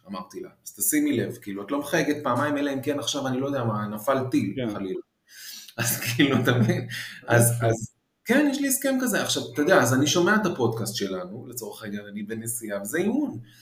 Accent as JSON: {"language": "Hebrew", "country": "Israel", "tie": "born or raised there", "also_born_or_lived": "Paris, France", "said": "חזרנו כאילו מ, משליחות ב, בפריז, אז, אה, אז הייתי ילד כזה שהוא לא, לא רגיל להיות בארץ וכל זה, כאילו נולדתי בארץ ואז נסענו לחמש שנים וחזרתי"}